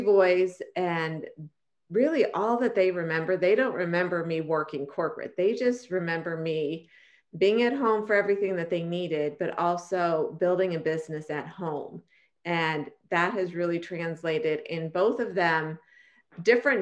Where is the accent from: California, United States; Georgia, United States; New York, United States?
California, United States; San Francisco Bay Area, Northern; born or raised there; moved away as an adult; also born or lived in Arizona